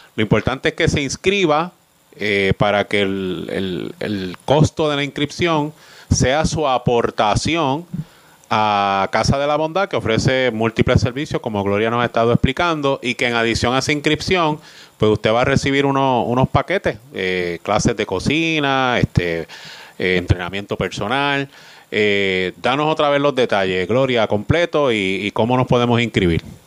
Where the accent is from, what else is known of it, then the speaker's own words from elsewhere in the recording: Maunabo, Puerto Rico; allí me crié yo, en el Batey Colombia